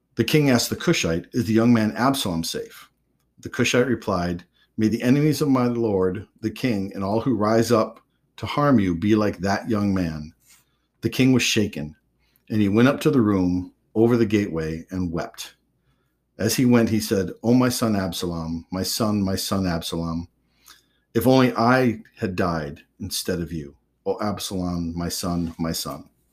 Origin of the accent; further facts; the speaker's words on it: West Michigan, United States; I grew up in West Michigan, so I grew up around Christianity completely